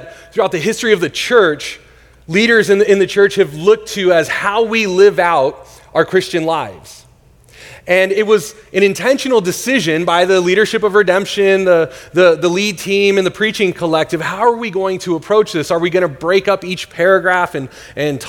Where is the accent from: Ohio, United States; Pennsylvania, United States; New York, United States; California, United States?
California, United States; Northern; now in Tempe, United States; I grew up in Northern California.